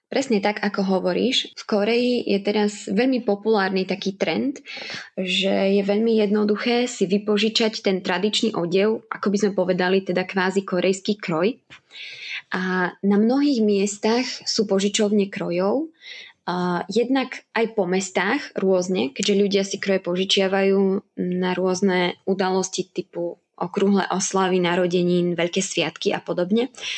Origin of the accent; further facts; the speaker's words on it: Spiš, Slovakia; moved away as an adult; now in South Korea; ja aj môj manžel pochádzame zo Spiša, tak sme práve vybrali reprezentačné spišské kroje